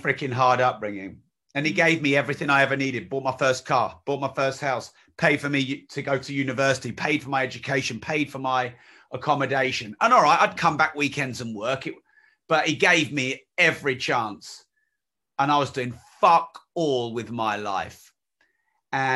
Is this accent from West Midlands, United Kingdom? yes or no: no; East Anglia, Cambridgeshire, East of England, United Kingdom; I was raised around East Anglia, Cambridgeshire kind of area.